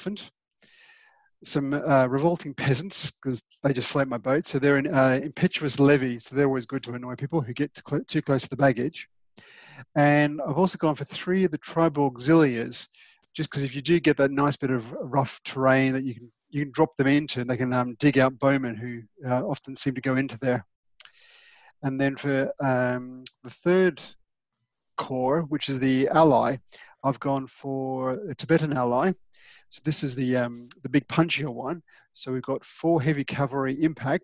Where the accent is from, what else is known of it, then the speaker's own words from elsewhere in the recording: Australia; now in England; I'm Australian